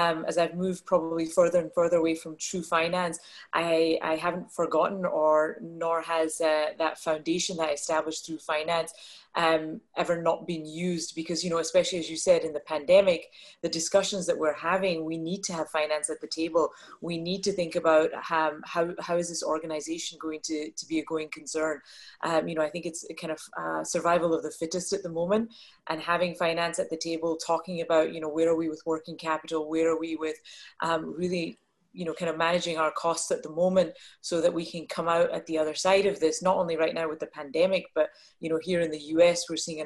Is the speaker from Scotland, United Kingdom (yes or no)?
yes; Scotland, United Kingdom; moved away as an adult; now in Dallas, United States; I was born and brought up in Scotland, which is a little bit of the accent that you will hear as we have our conversation